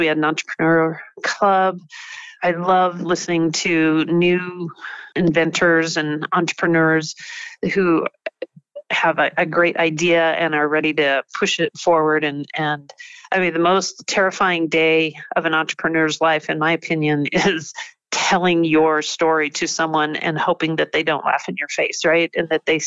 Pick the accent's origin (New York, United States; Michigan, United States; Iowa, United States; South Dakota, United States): South Dakota, United States; also born or lived in Wyoming; now in Butte, United States; I was raised in South Dakota